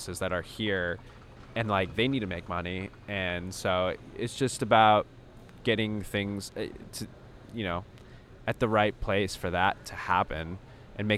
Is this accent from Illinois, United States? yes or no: yes; Chicago, Illinois, United States; I'm from Chicago